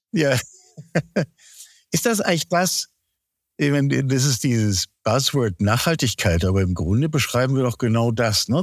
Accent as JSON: {"language": "German", "country": "Germany", "tie": "born or raised there", "said": "ich bin selber am Elbdeich aufgewachsen"}